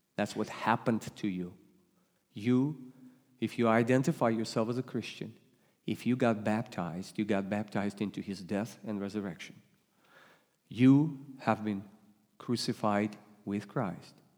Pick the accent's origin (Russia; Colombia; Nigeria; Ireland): Russia; English is a second language; now in United States; you detect an accent. I come from Russia. I was raised and born in, in first in Soviet Union, then I became Russian.